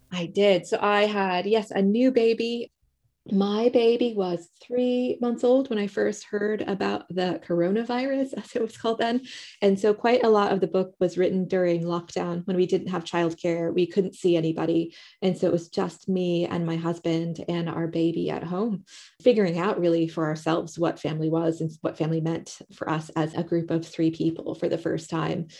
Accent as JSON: {"language": "English", "country": "United States", "moved": "as an adult", "lives_now": "United Kingdom", "said": "living in the U K, I'm American"}